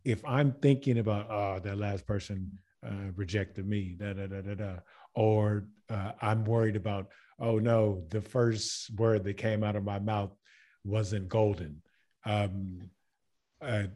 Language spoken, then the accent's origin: English; Baton Rouge, Louisiana, United States; moved away as an adult; also born or lived in Germany; now in Croatia; I'm from Baton Rouge, Louisiana